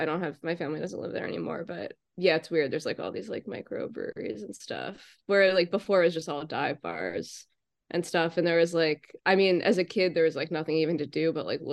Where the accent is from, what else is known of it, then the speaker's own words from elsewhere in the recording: Media, Pennsylvania, United States; Oh, I'm from Delco.